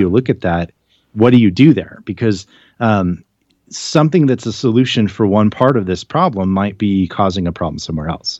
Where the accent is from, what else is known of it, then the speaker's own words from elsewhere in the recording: United States; I'm an American